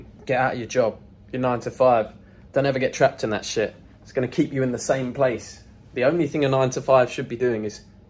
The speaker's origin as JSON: {"language": "English", "country": "United Kingdom", "moved": "as an adult", "lives_now": "Dubai, United Arab Emirates", "said": "my home country, the UK."}